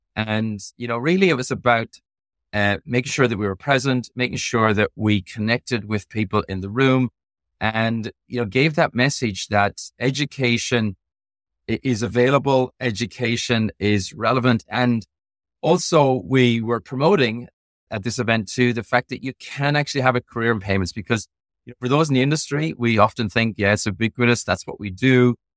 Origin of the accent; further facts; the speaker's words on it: Ireland; moved away; I am from Europe. I am, I am originally from Ireland.